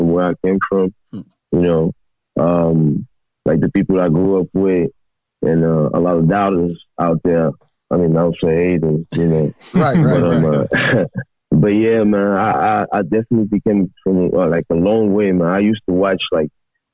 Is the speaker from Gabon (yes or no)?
yes; Gabon; moved away; also born or lived in Washington, D.C.; I grew up in Gabon